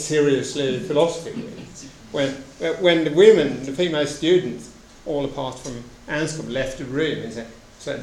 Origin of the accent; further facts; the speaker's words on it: Sweden; In Sweden, my home country